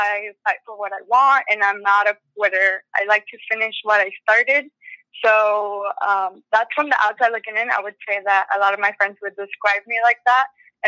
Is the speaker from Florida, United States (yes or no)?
yes; Orlando, Florida, United States; also born or lived in Venezuela / Virginia; I was born in Venezuela. {S0} Oh, wow. {S1} And I moved to the United States when I was 9 years old. And we first lived in Virginia, but then when I was about a middle schooler, sixth grade, I moved to Orlando.